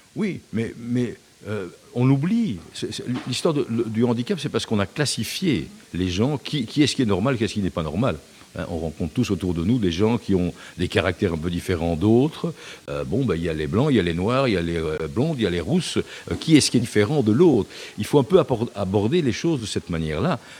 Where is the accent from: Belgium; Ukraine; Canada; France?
Belgium; Brussels, Brussels-Capital Region; je suis bruxellois depuis cette génération